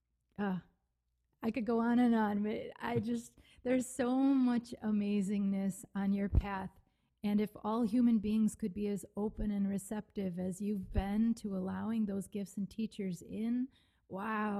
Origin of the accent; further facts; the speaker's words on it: Wisconsin, United States; I'm from Wisconsin